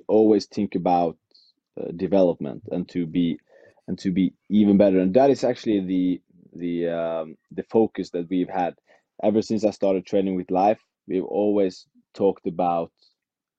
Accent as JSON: {"language": "English", "region": "Western Norway", "country": "Norway", "tie": "born or raised there", "second_language": "English", "moved": "as an adult", "lives_now": "Oslo, Norway", "said": "It's in my hometown, in the western part of Norway. I live in Oslo"}